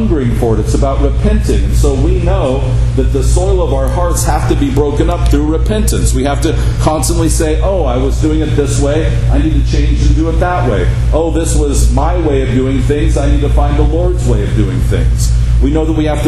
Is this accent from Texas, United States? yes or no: no; Henderson, Nevada, United States; growing up in Henderson, right? Because I grew up on the side of Black Mountain